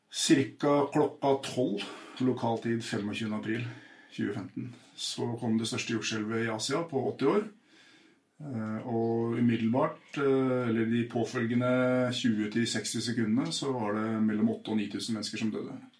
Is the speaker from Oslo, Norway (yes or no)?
yes; Oslo, Norway; jeg vokste opp på Furuset i Groruddalen